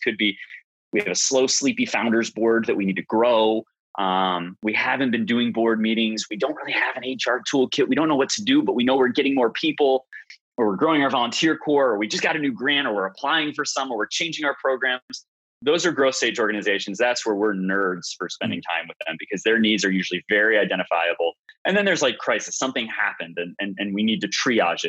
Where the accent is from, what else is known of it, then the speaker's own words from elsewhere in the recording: Chicago, Illinois, United States; moved away as an adult; also born or lived in Arkansas; I took a detour from where I was born and raised in in Chicago area to Arkansas